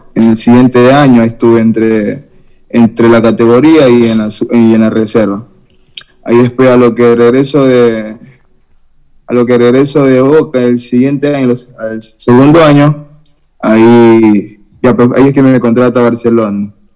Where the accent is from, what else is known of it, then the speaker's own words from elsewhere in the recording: Guayaquil, Guayas, Ecuador; soy acá de Guayaquil, del sur de Guayaquil, de la isla Trinitaria